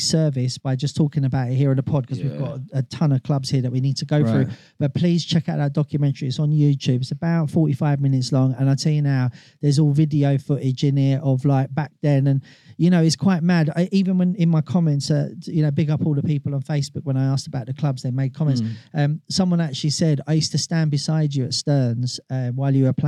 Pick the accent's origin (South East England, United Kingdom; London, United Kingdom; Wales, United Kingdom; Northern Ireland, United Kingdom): London, United Kingdom; I was born and bred in London